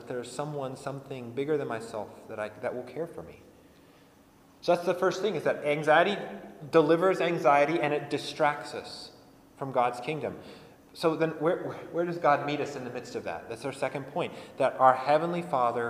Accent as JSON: {"language": "English", "region": "Colorado", "country": "United States", "tie": "born or raised there", "said": "I grew up in Colorado"}